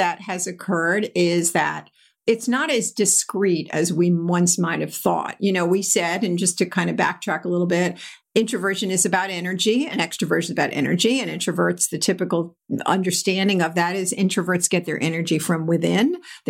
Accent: New York, United States; We were vacationing out on Eastern Long Island where I grew up on in the New York area.

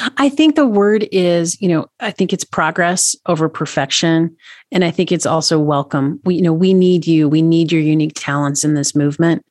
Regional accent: Tennessee, United States; now in Montana, United States; I'm from Tennessee.

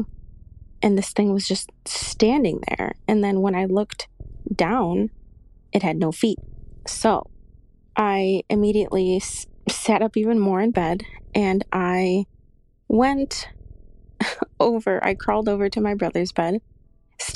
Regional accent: Chicago, Illinois, United States; Okay, so I am from Chicago.

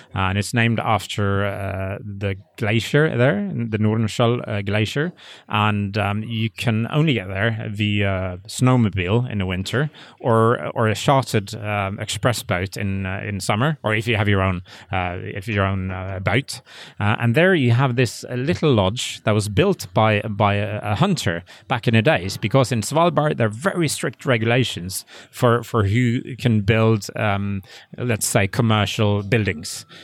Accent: West Coast of Norway, Western Norway, Norway; English is a second language; I'm from the West Coast, so I grew up there

